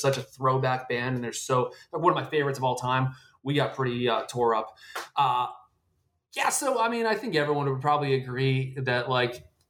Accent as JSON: {"language": "English", "town": "Fairfield", "region": "Connecticut", "country": "United States", "tie": "born or raised there", "said": "I'm from Fairfield, Connecticut"}